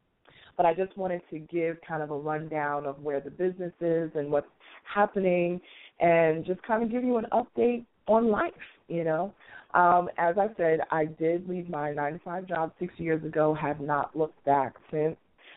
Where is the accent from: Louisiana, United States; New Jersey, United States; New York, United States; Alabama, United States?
New York, United States; New York City; moved away as an adult; also born or lived in Washington, D.C. area; now in Atlanta, United States; I am a native New Yorker, born and raised in Queens